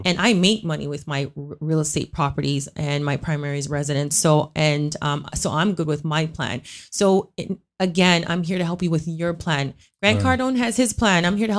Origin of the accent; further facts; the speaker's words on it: Scarborough, Ontario, Canada; So like we're both from Scarborough.